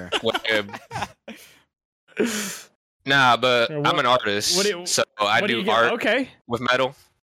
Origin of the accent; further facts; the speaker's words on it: Florida, United States; I am from Florida. I am the Florida man.